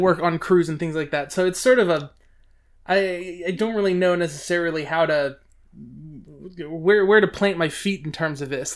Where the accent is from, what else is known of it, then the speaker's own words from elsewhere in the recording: Georgia, United States; the people that I've grown up knowing in Georgia